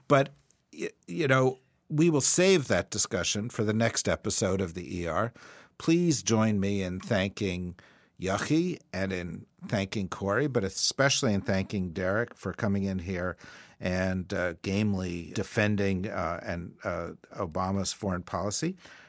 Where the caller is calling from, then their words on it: Australia; as we're phoning in from Australia and elsewhere